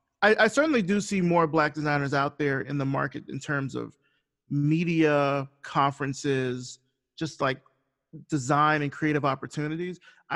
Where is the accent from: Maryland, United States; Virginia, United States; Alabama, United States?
Alabama, United States; Selma; I actually haven't seen the movie, but that's because I'm from Selma.